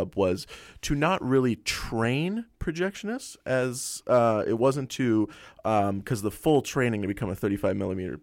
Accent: Toronto, Ontario, Canada; moved away; I'm originally from Toronto, Ontario

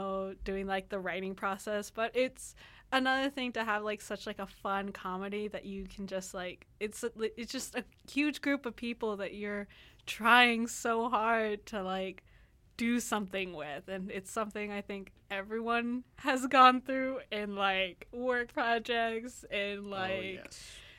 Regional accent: United States; now in Canada; I'm from the States

